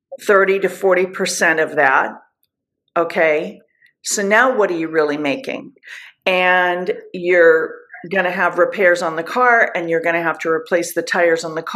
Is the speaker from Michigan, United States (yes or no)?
no; Southern California, United States; moved away; I'm from Southern California. I would hear it. I would see it my whole entire life